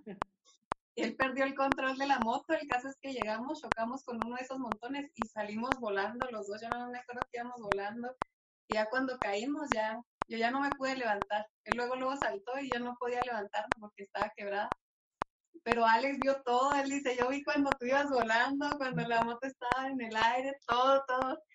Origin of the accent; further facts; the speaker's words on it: Álamo de Ojos Azules, Chihuahua, Mexico; accent: northern; somos de ahí del Álamo de Ojos Azules, así se llama Álamo de Ojos Azules, de acá de, Chihuahua. Por nuestro acento, luego, luego nos van a sacar del norte